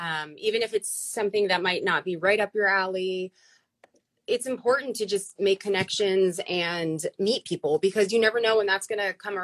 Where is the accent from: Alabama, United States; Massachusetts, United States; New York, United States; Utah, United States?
New York, United States; born there; Yeah. So I was born in New York.